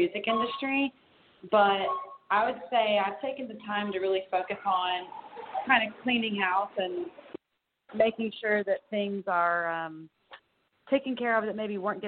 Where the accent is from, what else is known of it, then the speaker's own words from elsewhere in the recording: Houston, Texas, United States; I'm from Houston, Texas, born and raised there